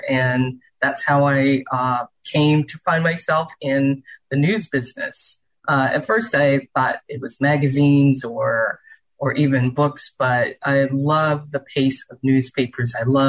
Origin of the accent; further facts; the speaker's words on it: Charleston, South Carolina, United States; now in Houston, United States; Well, I grew up in the South. I grew up in Charleston, South Carolina